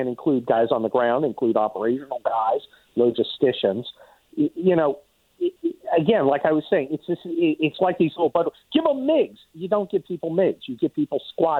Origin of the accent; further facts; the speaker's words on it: United States; I'm not a Ukrainian. I'm an American.